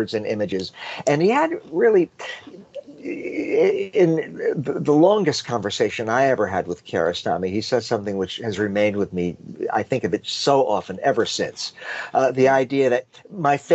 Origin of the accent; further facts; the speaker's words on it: United States; I am an American